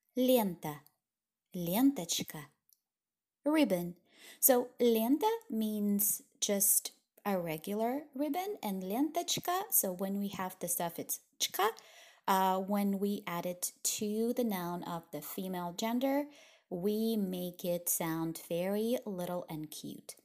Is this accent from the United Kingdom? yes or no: no; small town near Vladivostok, Primorsky Krai, Russia; English is a second language; moved away as an adult; also born or lived in Guangzhou, China; I come from Russia. I was born in a very small town near a port city called Vladivostok